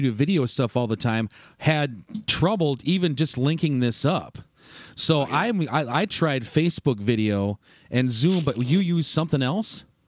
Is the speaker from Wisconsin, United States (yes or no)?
yes; Turtle Lake, Wisconsin, United States; I'm from Turtle Lake originally